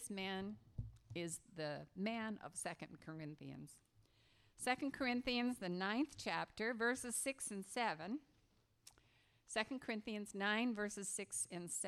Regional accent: Massachusetts, United States; now in Hawaii, United States; actually I grew up in Massachusetts and New England

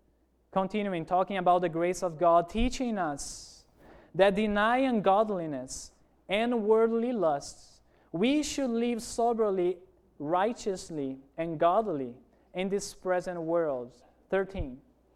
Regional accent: Amazonas, Brazil; English is a second language; Remember when I told you that I grew up in Amazon, in a city there? Remember that? Let me tell you about Amazon.

